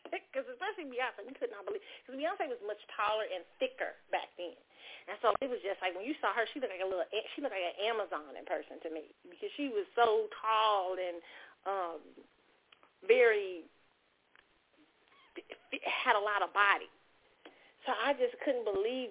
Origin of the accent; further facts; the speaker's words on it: Kansas City, United States; moved away; my hometown